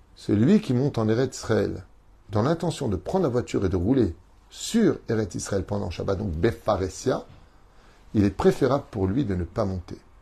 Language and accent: French; Tunisia; en tant que Tunisien